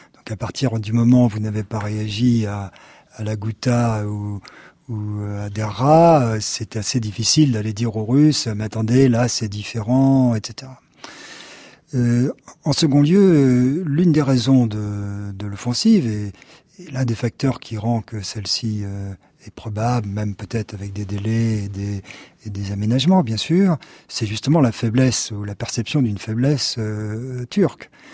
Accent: France; nous sommes français.

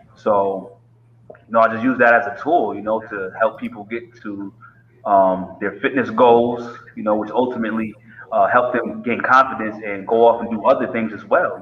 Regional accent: Middletown, Connecticut, United States; also born or lived in Hartford, Connecticut; I grew up from Middletown, Connecticut. Um, I was born in Hartford.

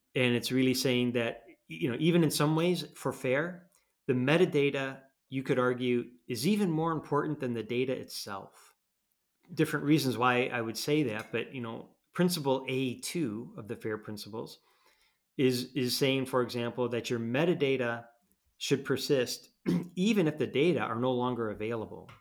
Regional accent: United States; now in Europe; I'm an American

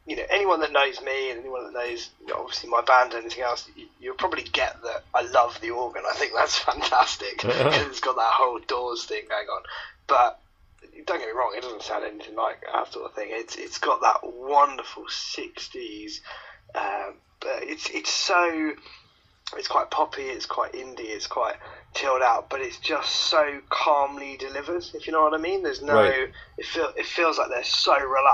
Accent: Essex, East of England, United Kingdom; I was born in Essex

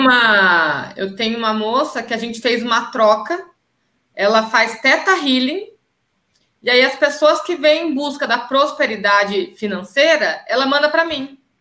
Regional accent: Campinas, São Paulo, Brazil; voltei para Campinas, que é a minha cidade

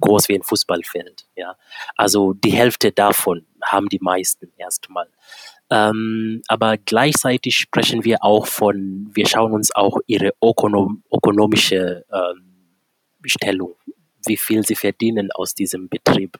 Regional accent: Kenya; moved away as an adult; now in Germany; Ich komme gebürtig aus Kenia und lebe seit äh, mittlerweile gut elf Jahren hier in Deutschland.

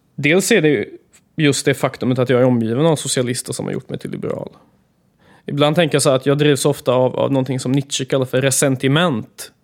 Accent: Gothenburg, Västra Götaland, Sweden; Jag älskar Göteborg. Det är min hemstad och här är jag uppvuxen

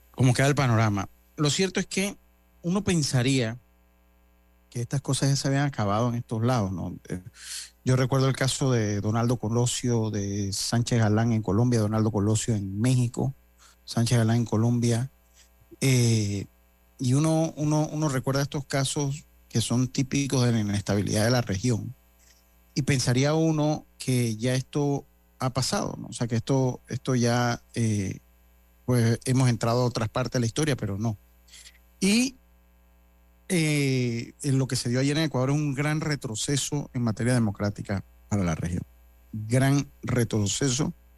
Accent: Panama; como panameño

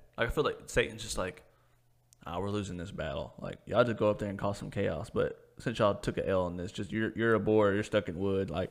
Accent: Cleveland, Tennessee, United States; my hometown, downtown Cleveland, Tennessee

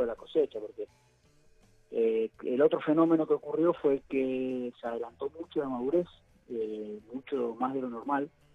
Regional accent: Mendoza, Argentina; now in San Patricio del Chañar, Argentina; yo soy mendocino, nacido y criado

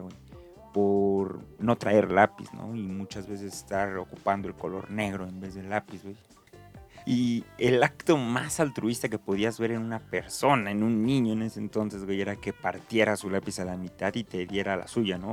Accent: Mexico

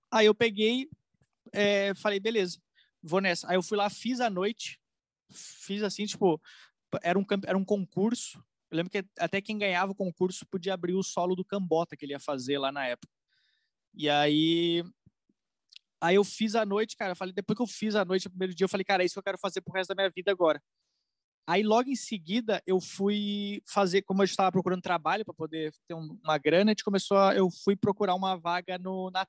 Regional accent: Rio Grande do Sul, Brazil; now in São Paulo, Brazil; eu cheguei aqui em São Paulo, eu quero ser comediante eu vim do Rio Grande do Sul

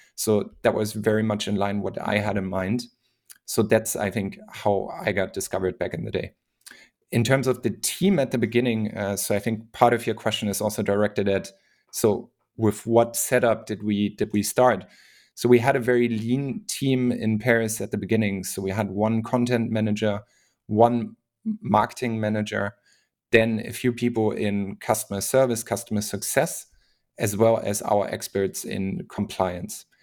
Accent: Hamburg, Germany; now in Berlin, Germany; I'm originally from Germany, uh, from Hamburg. I'm based in Berlin

